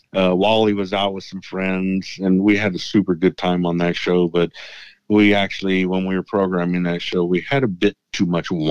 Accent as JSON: {"language": "English", "region": "Texas", "country": "United States", "said": "I'm from Texas."}